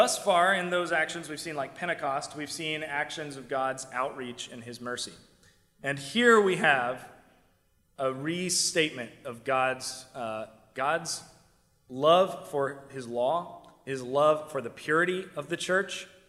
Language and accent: English; South Carolina, United States; now in New York, United States; I'm from South Carolina